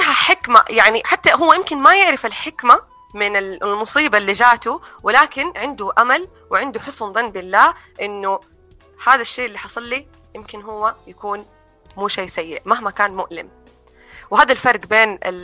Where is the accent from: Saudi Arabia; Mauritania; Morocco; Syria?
Saudi Arabia; moved away; also born or lived in United States; تجربتي في طفولتي هنا في السعوديه